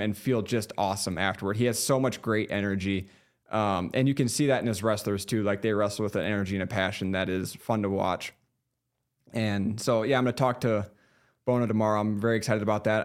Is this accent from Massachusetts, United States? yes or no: no; South Dakota, United States; moved away; I'm from South Dakota originally